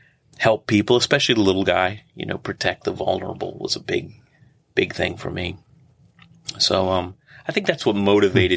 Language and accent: English; Prince George's County, Maryland, United States; I grew up in Prince George's County